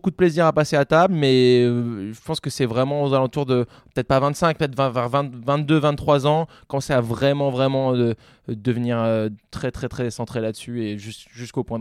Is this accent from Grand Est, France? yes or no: no; Avignon, Provence-Alpes-Côte d'Azur, France; born there; also born or lived in Lyon; Moi, j'ai grandi un peu partout euh, à cause du métier de mon père, mais je suis né dans le sud, à Avignon. puis après, j'ai vécu longtemps à Lyon